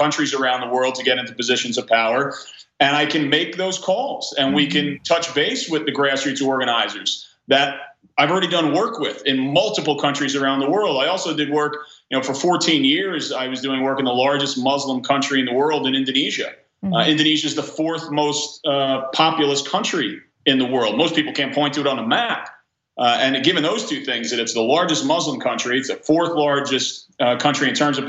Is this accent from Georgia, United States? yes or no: no; Belmar, New Jersey, United States; In my hometown of Belmar, New Jersey